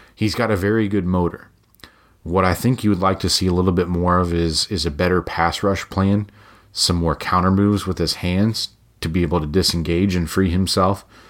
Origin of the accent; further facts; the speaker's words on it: Cincinnati, Ohio, United States; my home city of Cincinnati